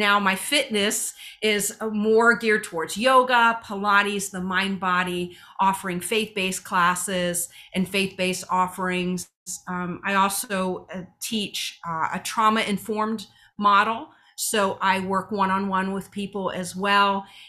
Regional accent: Ohio, United States; I'm from Ohio

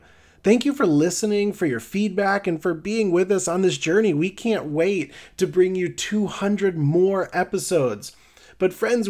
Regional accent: Midwest, United States; accent: Midwest; I'm mostly Irish, but I have this boring Midwest accent

